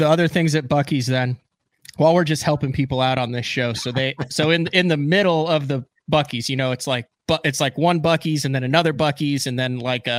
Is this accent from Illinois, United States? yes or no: yes; Illinois, United States; now in Oklahoma, United States; I'm a huge Casey's fan growing up in Illinois. They just put a Casey's in Shawnee, Oklahoma down the road.